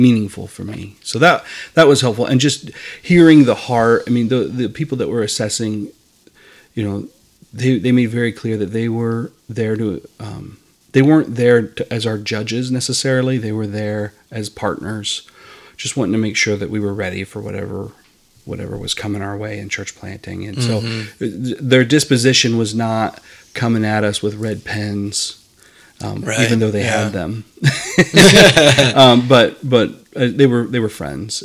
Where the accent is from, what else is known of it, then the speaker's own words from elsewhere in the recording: Iowa, United States; moved away as an adult; I'm from Iowa